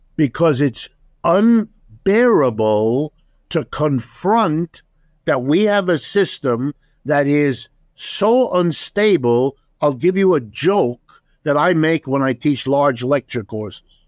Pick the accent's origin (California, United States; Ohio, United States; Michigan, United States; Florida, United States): Ohio, United States; first language German; English is a second language; I was born in Ohio. I'm as American as apple pie